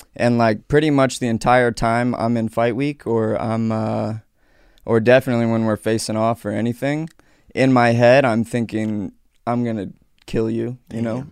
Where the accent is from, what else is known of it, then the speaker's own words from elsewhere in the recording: Aurora, Colorado, United States; I grew up in Aurora, Colorado